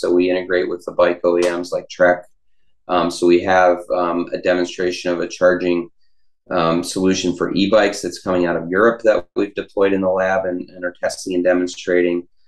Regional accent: Pittsburgh, Pennsylvania, United States; I'm from Pittsburgh.

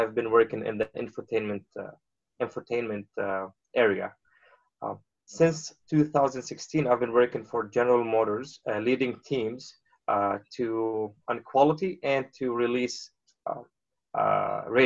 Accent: Beirut, Beirut Governorate, Lebanon; moved away as an adult; now in United States; So I grew up in Beirut. I was born in Beirut, Lebanon

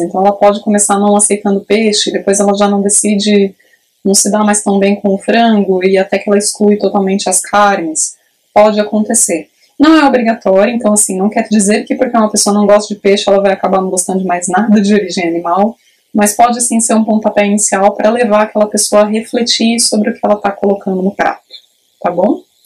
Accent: Praia Grande, São Paulo, Brazil; eu sou de Praia Grande, no litoral sul de São Paulo

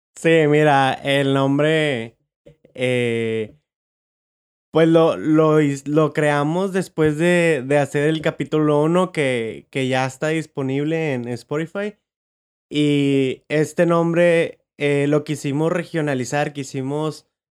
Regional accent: Monterrey, Nuevo León, Mexico; nací, yo en Monterrey

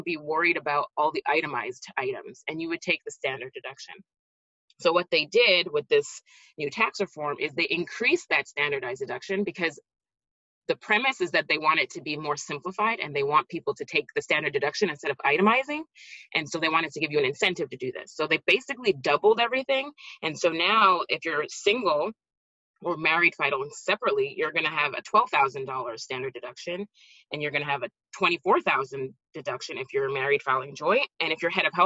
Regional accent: Montreal, Quebec, Canada; moved away as an adult; also born or lived in New Jersey, United States; now in Florida, United States

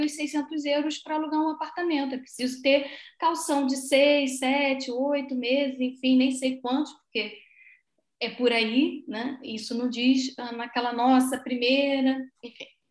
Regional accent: Brazil; moved away as an adult; now in Braga, Portugal; como boa brasileira

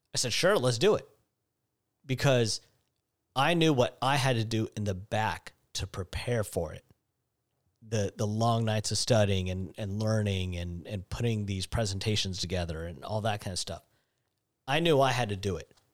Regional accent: Seattle, Washington, United States; growing up in Seattle

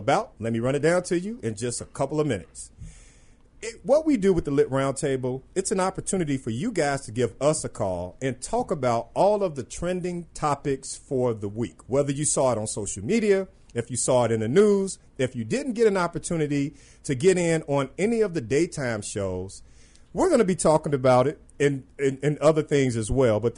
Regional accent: Chicago, Illinois, United States; I'm born and raised on the West Side of the city of Chicago

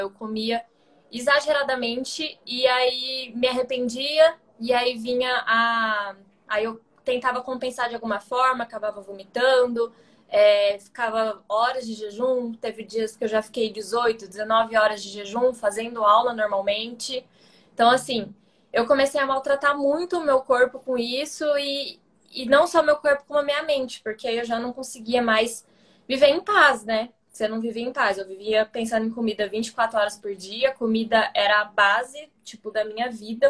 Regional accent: Ribeirão Preto, São Paulo, Brazil; moved away as an adult; now in São Paulo, Brazil; eu sou do interior de São Paulo, de Ribeirão Preto, mas hoje eu moro em São Paulo faz

